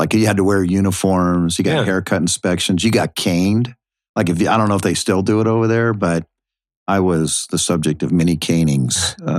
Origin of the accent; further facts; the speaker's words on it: Washington, United States; moved away as an adult; also born or lived in South Africa; now in Tampa, United States; I came from Washington State. I mean, I'd never been east of the Mississippi my entire life.